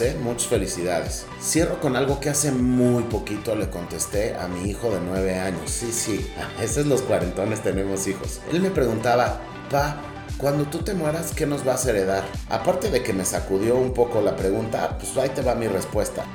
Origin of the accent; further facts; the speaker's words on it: Mexico; yo soy mexicano